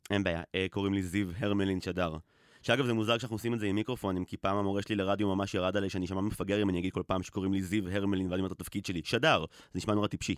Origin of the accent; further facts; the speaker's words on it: Israel; גדלתי בקיבוץ